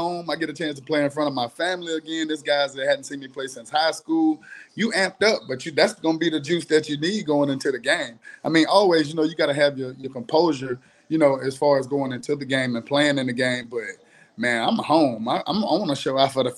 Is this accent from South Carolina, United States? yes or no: yes; Rock Hill, South Carolina, United States; I'm from Rock Hill